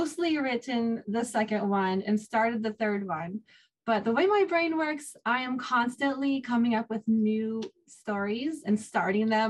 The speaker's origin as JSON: {"language": "English", "town": "Sitka", "region": "Alaska", "country": "United States", "tie": "born or raised there", "moved": "yes", "lives_now": "Hawaii, United States", "said": "I was raised in Alaska"}